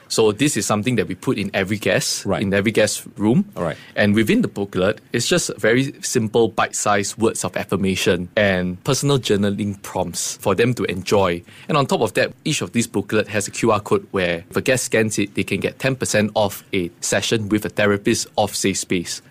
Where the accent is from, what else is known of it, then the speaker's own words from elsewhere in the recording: Singapore; growing up in Singapore